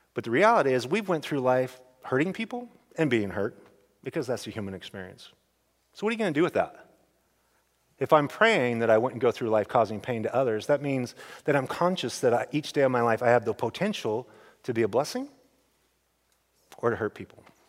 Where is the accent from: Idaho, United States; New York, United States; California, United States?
Idaho, United States; we come from Idaho, old school town